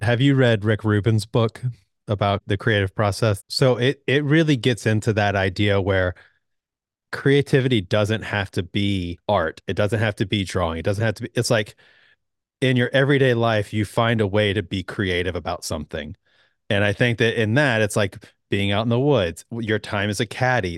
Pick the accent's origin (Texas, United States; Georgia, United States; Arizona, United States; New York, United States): Georgia, United States; Atlanta; growing up here in the South, I grew up in Atlanta